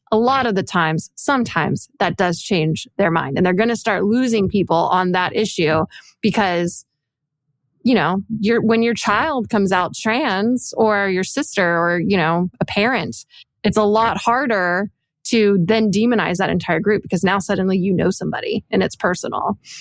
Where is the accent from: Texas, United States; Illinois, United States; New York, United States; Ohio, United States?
Texas, United States; Dallas; I grew up I grew up in, in Texas from Dallas